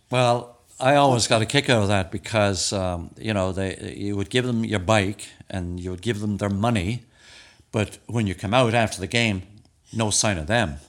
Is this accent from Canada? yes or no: no; Dublin, Leinster, Ireland; moved away; also born or lived in Florida; I moved from Glasnevin.